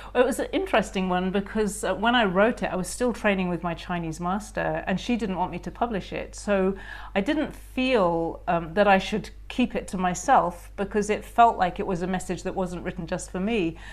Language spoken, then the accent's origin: English; United Kingdom; being very British